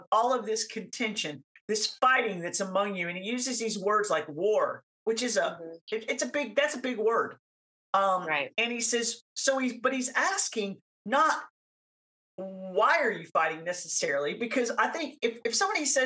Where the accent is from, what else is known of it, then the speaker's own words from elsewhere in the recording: the South, United States; growing up in the South